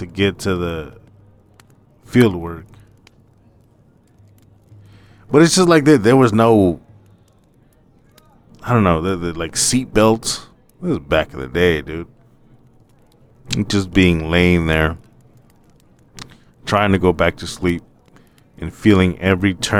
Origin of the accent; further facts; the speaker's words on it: Madera, California, United States; also born or lived in Portland, Oregon; But we live in Madera, California, and there's a lot of field work around us